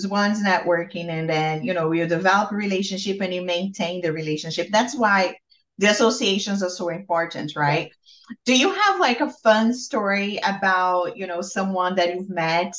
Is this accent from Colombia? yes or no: no; Brazil; also born or lived in New York, United States; now in Washington, DC, United States; I'm from Brazil, and, you know, coming to the US and being in New York and now in Washington, DC